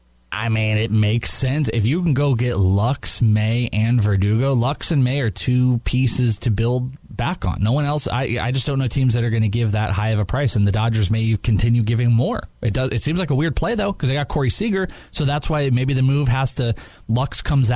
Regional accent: Wales, United Kingdom; I am Welsh.

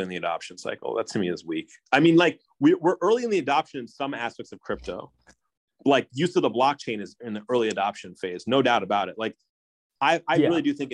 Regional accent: Hong Kong; I grew up in Hong Kong where there's a lot of people from Philippines working there

